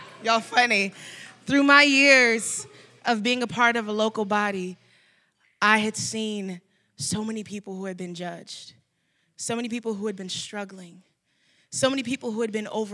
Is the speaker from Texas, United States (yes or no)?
yes; Dallas, Texas, United States; I am from Dallas, Texas